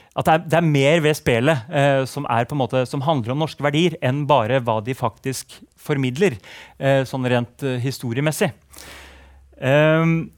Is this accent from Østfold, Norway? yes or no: no; Nesodden, Akershus, Norway; Jeg har vokst opp på Nesodden